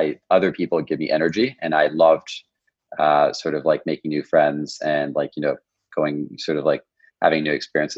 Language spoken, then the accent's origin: English; Paris, Île-de-France, France; English is a second language; I'm actually half French and I grew up in Paris.